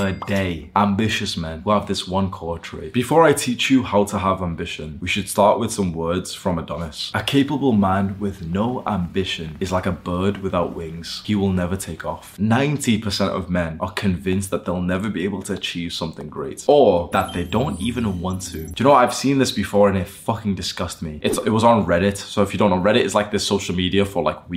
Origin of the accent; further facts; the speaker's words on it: Warrington, North West England, United Kingdom; moved away as an adult; I grew up in a town/city called Warrington